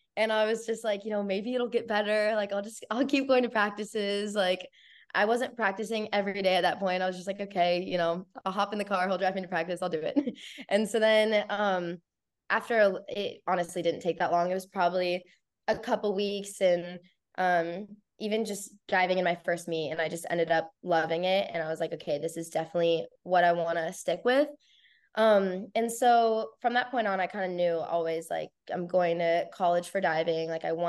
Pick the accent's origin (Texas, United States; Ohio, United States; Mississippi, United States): Ohio, United States; Columbus; And I'm from Columbus, which is, I live like 25 minutes away, maybe less, from Ohio State.